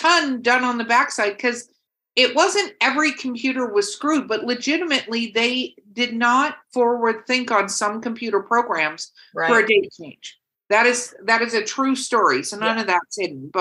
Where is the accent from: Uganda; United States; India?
United States; Los Angeles, California; moved away; also born or lived in Wisconsin; I grew up in Hollywood, California